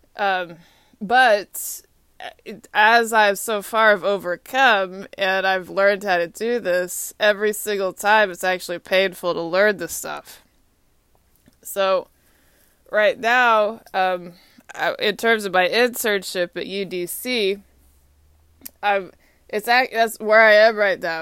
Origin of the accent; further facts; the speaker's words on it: Austin, Texas, United States; moved away as an adult; also born or lived in Atlanta, United States; now in Washington, D.C., United States; Austin is my hometown